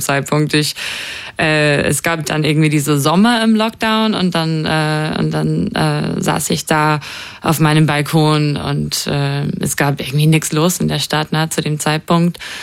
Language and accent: German; New Zealand; moved away; Ich konnte nicht äh, in meine Heimat fahren wie normal